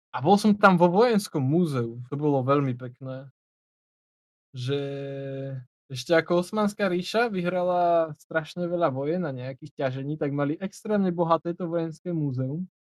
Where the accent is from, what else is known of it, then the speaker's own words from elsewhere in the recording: Slovakia; skade som, a že zo Slovenska